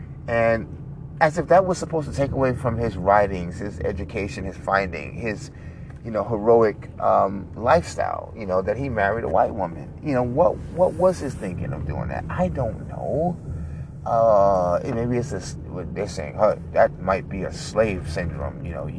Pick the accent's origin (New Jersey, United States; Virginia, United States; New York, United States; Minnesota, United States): New York, United States; Thank God I'm older. I got thicker skin. I'm from New York. I don't give a shit.